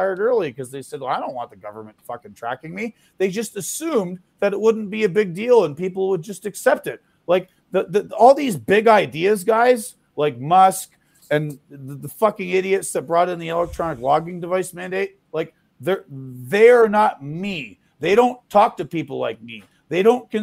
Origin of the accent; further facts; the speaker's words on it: Canada; now in United States; I'm no longer in Canada, but I'm a Canadian